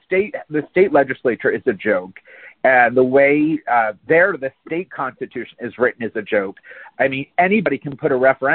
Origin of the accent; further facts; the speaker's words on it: Palm Beach County, Florida, United States; I grew up in Palm Beach County